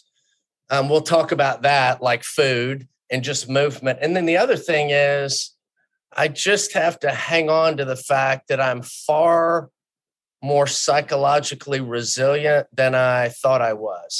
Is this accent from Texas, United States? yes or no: yes; Houston, Texas, United States; I grew up in Houston